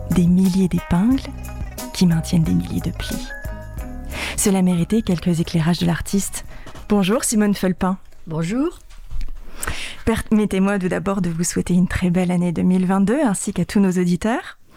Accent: La Bresse, Grand Est, France; je suis originaire des Vosges.

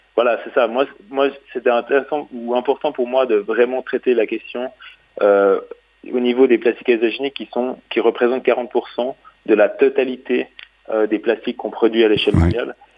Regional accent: Switzerland; je suis suisse

